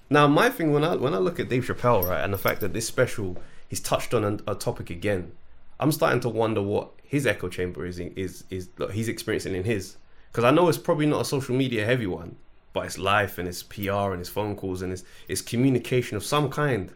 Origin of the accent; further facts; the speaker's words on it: London, United Kingdom; I grew up in South London